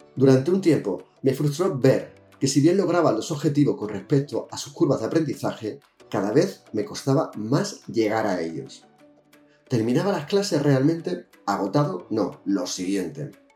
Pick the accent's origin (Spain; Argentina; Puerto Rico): Spain; Jerez de la Frontera, Andalusia; now in Balearic Islands, Spain; desde 1966, cuando nací en Jerez de la Frontera